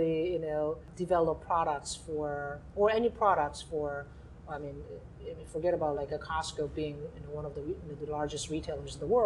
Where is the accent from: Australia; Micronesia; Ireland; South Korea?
South Korea; Seoul; moved away as an adult; also born or lived in New York City, United States / Japan; now in Seattle, United States; I am from Korea, was born and raised in Seoul